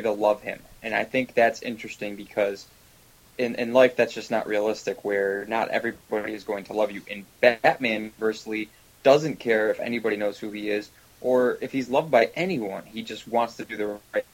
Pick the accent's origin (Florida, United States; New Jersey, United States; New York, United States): New York, United States; Syracuse; I grew up in Syracuse and we didn't have an IMAX screen